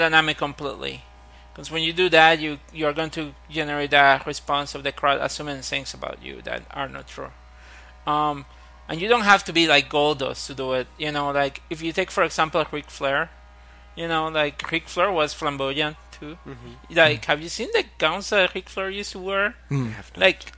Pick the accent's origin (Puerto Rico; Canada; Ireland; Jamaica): Puerto Rico; I come from Puerto Rico